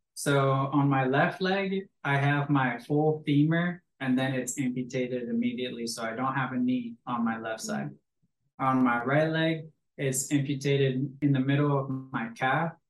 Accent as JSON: {"language": "English", "town": "Green Bay", "region": "Wisconsin", "country": "United States", "tie": "born or raised there", "said": "I grew up in Green Bay, Wisconsin, home of the Packers and the Cheeseheads"}